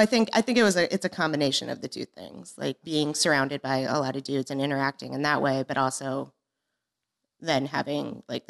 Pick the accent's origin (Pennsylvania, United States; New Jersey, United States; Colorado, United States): Colorado, United States; Durango; I grew up in Colorado, mm-hmm. in Durango, Colorado, and we were very, very close to Indian Reservation, the Southern Ute Reservation.